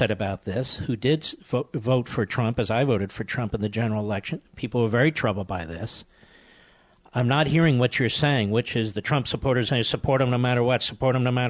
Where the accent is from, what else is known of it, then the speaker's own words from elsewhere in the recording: Northeast, United States; I was born in the Northeast myself